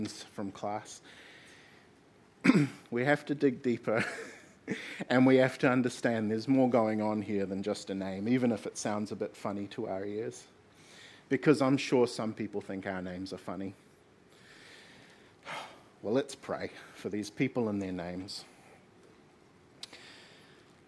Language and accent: English; Gisborne, New Zealand; I'm from Gisborne